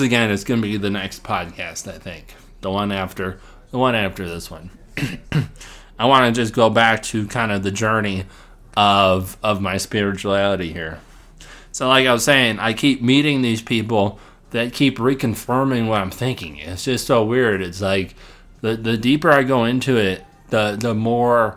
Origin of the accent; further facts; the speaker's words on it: Illinois, United States; my hometown that I grew up in, Illinois